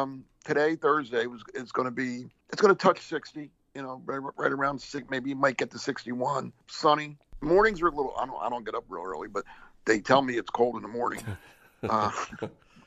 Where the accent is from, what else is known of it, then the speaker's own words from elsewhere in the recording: New Jersey, United States; moved away; I grew up in Jersey, so I went to the Jersey Shore all the time